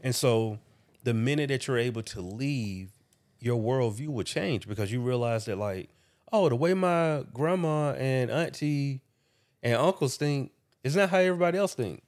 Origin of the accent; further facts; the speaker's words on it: Macon, Georgia, United States; moved away as an adult; also born or lived in Atlanta, Georgia; Making Georgia is an hour away from, from Atlanta, for anybody that don't know that. And that's where I was raised